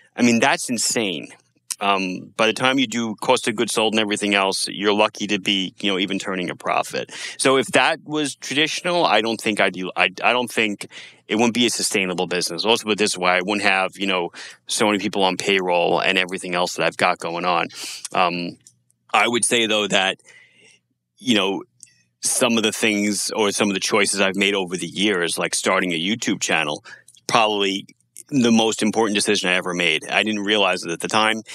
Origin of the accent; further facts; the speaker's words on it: United States; as Americans